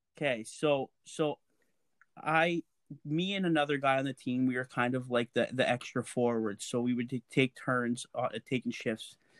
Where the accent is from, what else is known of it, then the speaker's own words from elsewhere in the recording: Lac La Biche, Alberta, Canada; I grew up, I would say I grew up in Laclabisque, and we actually had an acreage.